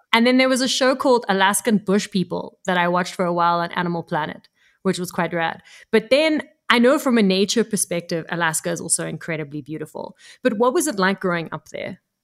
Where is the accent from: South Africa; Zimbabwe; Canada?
South Africa; Cape Town, Western Cape; growing up in Cape Town in South Africa